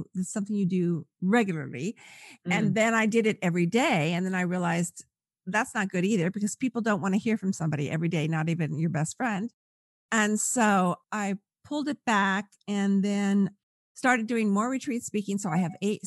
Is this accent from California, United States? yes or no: yes; California, United States; I'm from California